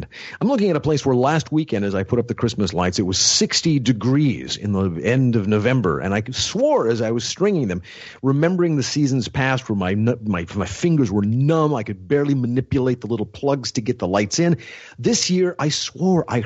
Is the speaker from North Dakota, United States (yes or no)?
yes; North Dakota, United States; moved away; also born or lived in Washington, D.C.; growing up in North Dakota